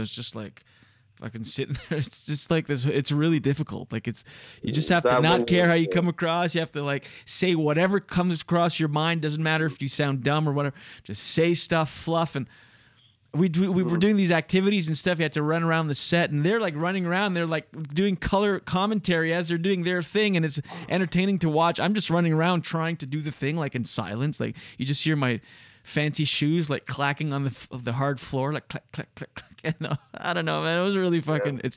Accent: New Brunswick, Canada; first language French; English is a second language; moved away as an adult; now in Quebec, Canada; where I grew up in New Brunswick

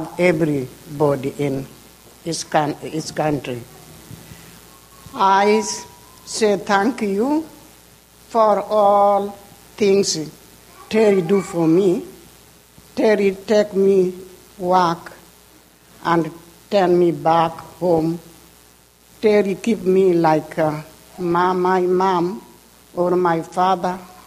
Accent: Kenya; English is a second language; now in United States; I'm from Kenya, Africa.

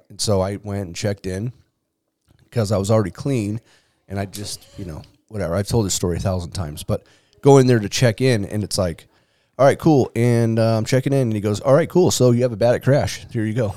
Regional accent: San Diego, California, United States; I grew up in Claremont too with my grandma

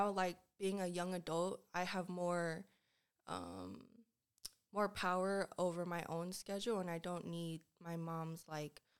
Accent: Lawrenceville, Georgia, United States; also born or lived in Decatur; Yes, I was born in Decatur, but I grew up in Lawrenceville, and I went to school at Peachy Ridge High School.

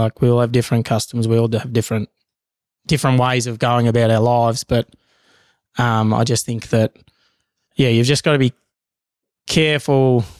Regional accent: Bougainville, Papua New Guinea; now in Australia; And I'm proud to say that I'm Bougainvillean, Papua New Guinea. I'm also Australian.

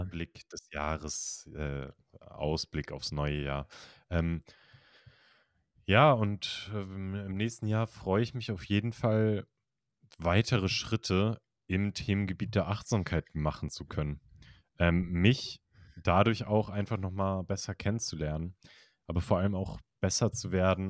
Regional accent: Kiel, Schleswig-Holstein, Germany; ich komme aus Kiel

